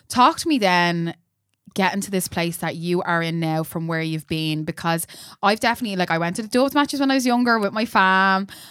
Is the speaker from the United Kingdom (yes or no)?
no; Dublin, Leinster, Ireland; I'm from Cabra as well